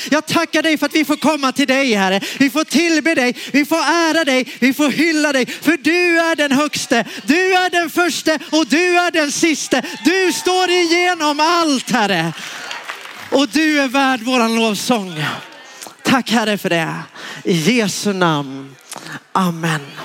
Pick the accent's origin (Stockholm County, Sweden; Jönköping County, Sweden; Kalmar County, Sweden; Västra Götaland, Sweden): Jönköping County, Sweden; Värnamo; moved away; där jag kommer ifrån från början, Småland, Värnamo